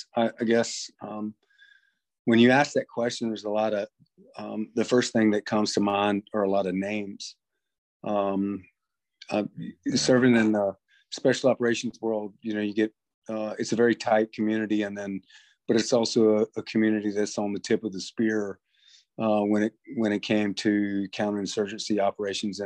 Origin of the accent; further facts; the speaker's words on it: North Carolina, United States; I'm from North Carolina, and tobacco is a big crop here.